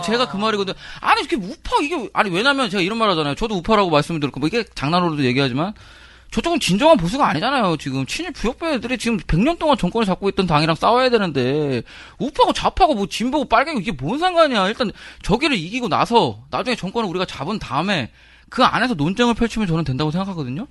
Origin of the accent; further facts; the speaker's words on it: Seoul, South Korea; 제가 이제 서대문에서 태어나고 자랐기 때문에